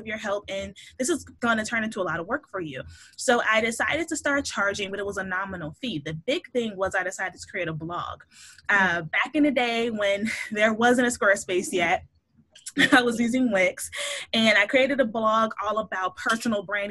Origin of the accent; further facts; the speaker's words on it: Chicago, Illinois, United States; moved away as an adult; now in Pittsburgh, United States; I'm originally from Chicago. So that's where I was born and raised